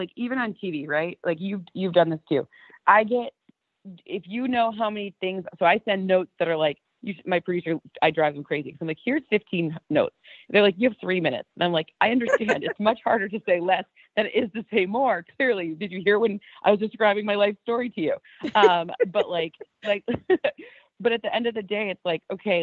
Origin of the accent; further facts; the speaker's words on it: Lions country, Michigan, United States; we're Lions people. We grew up in Lions country.